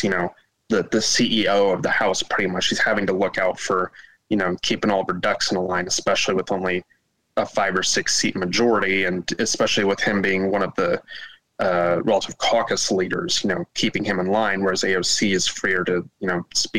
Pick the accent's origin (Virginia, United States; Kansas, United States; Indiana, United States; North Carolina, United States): Indiana, United States; Kokomo; moved away as an adult; now in Illinois, United States; I'm from Kokomo, Indiana, although I've bounced around in various different places in Illinois the last few years